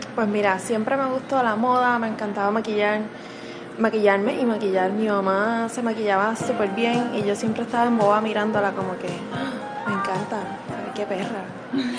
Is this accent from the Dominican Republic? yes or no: no; Morovis, Puerto Rico; yo soy de Morovis, natal. Vivía entre, en la colindancia de Morovis y Manatí, pero mi crianza en escuelas y pues hospitales y todo pues fue Morovis.